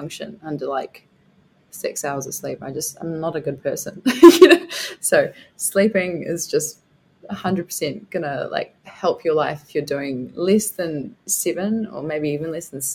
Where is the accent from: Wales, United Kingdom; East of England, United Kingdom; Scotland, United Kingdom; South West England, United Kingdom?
Scotland, United Kingdom; I'm Scottish